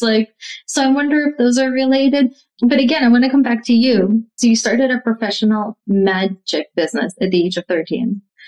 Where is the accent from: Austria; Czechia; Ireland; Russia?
Russia; moved away; And we grew up in Russia, so we didn't have phones.